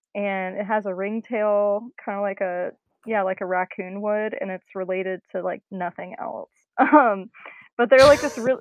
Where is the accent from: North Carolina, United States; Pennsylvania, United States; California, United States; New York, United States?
North Carolina, United States; moved away as an adult; now in Austin, United States; I grew up in North Carolina, lived there for for 18 years